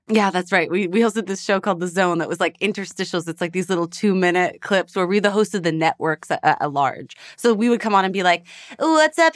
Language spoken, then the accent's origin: English; Edmonton, Alberta, Canada; moved away as an adult; also born or lived in Toronto; now in Los Angeles, United States; I'm from Edmonton, Alberta